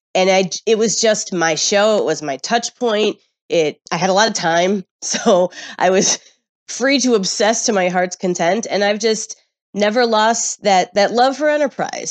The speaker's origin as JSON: {"language": "English", "region": "Midwest", "country": "United States", "tie": "born or raised there", "said": "I grew up in the Midwest"}